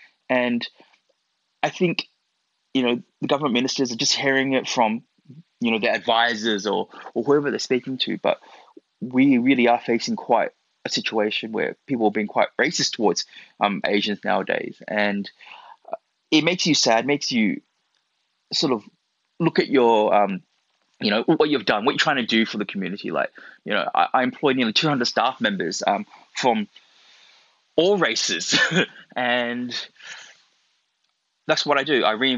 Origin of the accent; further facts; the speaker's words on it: Australia; born there; little did he know, I was born here. I'm actually Australian-born Chinese. And, you know, I am Chinese.